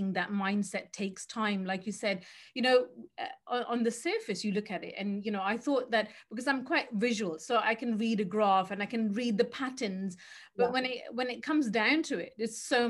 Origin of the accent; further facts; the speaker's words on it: Birmingham, West Midlands, United Kingdom; I'm from Birmingham, so we're Midland girls.